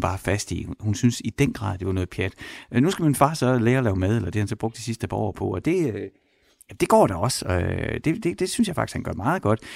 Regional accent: Horsens, Central Denmark Region, Denmark; jeg er vokset op i Horsens

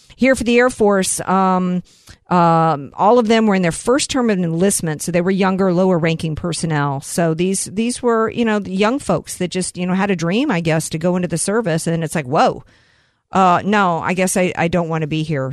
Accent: the South, United States; I grew up in the South and I'm very familiar with the sirens

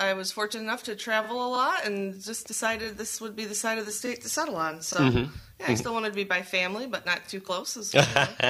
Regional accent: Bay City, Michigan, United States; now in Saugatuck, United States; I am from Bay City, Michigan.

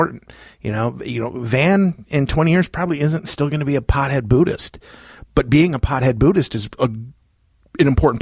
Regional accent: Loves Park, Illinois, United States; also born or lived in Roscoe / Beloit / Rockford; I was born in Loves Park, lived in Roscoe, lived in Beloit, lived in Rockford. I live in Roscoe now, so all over the place.

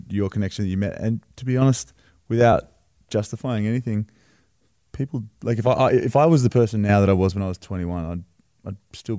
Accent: Wollongong, New South Wales, Australia; we're from Wollongong, it's a small town.

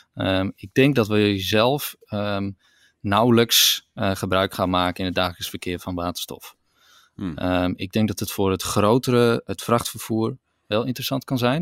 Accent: Netherlands; in Nederland zijn wij wel echt een, een voorloper

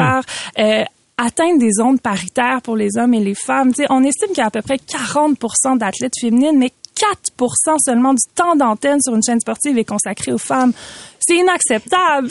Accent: Quebec, Canada; en tant que québécoise qui porte le nom de ses deux parents

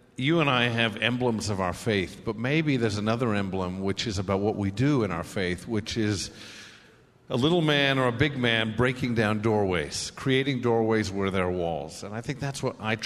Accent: Haifa, Haifa District, Israel; now in Los Angeles, United States; I was born in Israel in Haifa

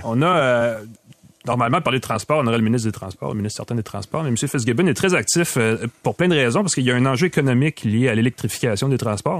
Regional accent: Quebec, Canada; chez nous, au Québec

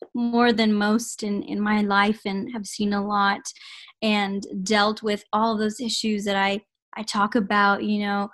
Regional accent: San Antonio, Texas, United States; born and raised in San Antonio, Texas

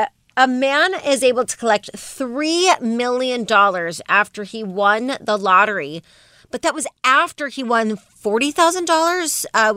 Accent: Las Vegas, Nevada, United States; It's coming out of my hometown

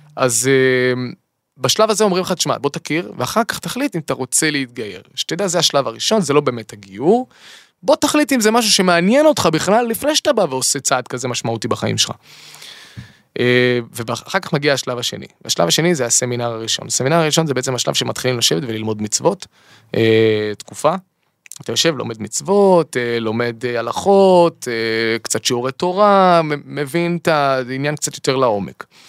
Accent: Eilat, Southern District, Israel; גדלתי באילת

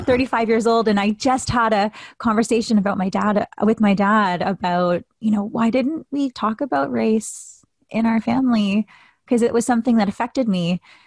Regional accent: Canada; I am mixed Filipino Canadian

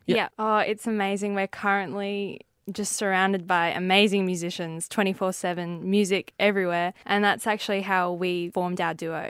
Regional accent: near Coogee, coast of Western Australia, Australia; I've just always been on the coast

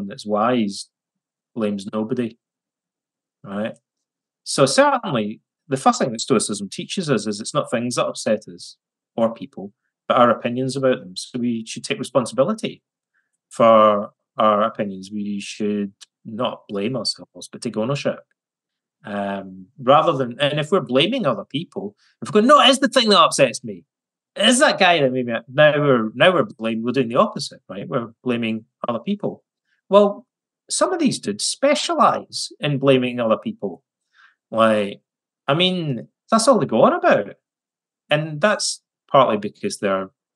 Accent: West Coast of Scotland, United Kingdom; when I was a kid growing up in the West Coast of Scotland

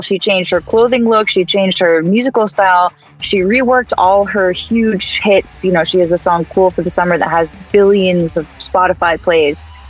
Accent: the Valley, Southern California, United States; As a SoCal girl growing up in the Valley, 95.5 was my radio station

